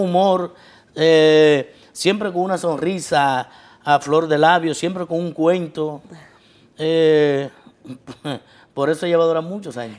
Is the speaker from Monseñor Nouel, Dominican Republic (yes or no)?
yes; Bonao, Monseñor Nouel, Dominican Republic; mi pueblo de Bonao, primeramente donde soy, con orgullo